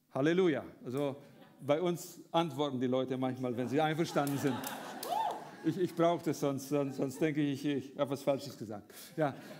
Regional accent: Romania; moved away as an adult; now in Germany; ich bin in Rumänien geboren, äh, habe dort zur Zeit vom Kommunismus gelebt, als Deutschstämmiger

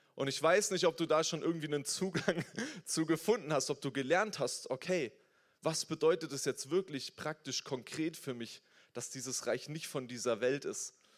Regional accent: Germany; wir sind hier in Deutschland, ich bin als Deutscher aufgewachsen

